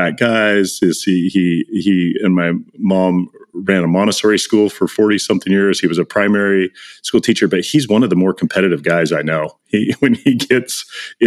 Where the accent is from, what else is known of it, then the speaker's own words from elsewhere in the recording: Medford, Oregon, United States; moved away; growing up in Medford, Oregon